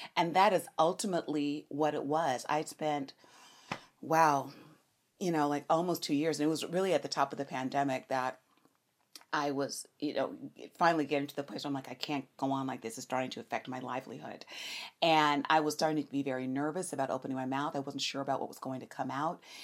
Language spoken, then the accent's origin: English; Los Angeles, California, United States; I am born and raised in Los Angeles, California